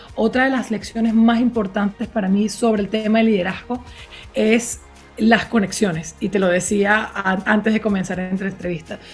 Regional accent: Venezuela; soy de Venezuela

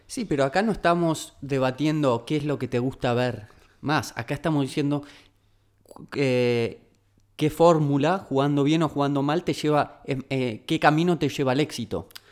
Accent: Argentina; como argentinos

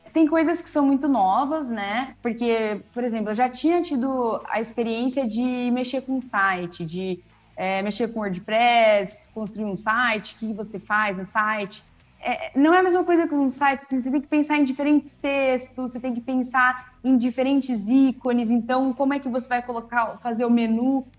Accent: Campinas, São Paulo, Brazil; also born or lived in Bauru; eu voltei para Campinas, que é a cidade de onde, de onde eu sou, né, e onde eu trabalho hoje

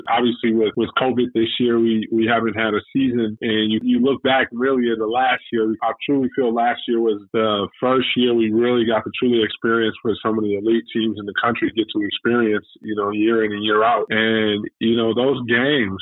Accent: Chicago, Illinois, United States; I grew up in Chicago. I'm born and raised.

